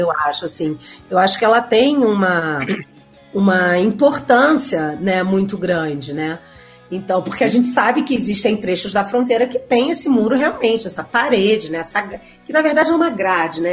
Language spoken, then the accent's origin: Portuguese; Rio de Janeiro, Brazil; moved away as an adult; also born or lived in Mexico; now in Mexico City, Mexico; sou carioca, pego o metrô todo dia